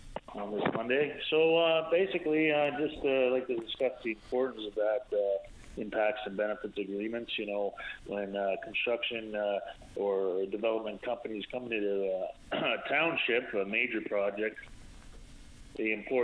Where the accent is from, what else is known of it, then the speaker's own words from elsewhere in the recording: Placentia, Newfoundland and Labrador, Canada; now in Ontario, Canada; I'm from the Placentia region originally. I'm presently in Ontario.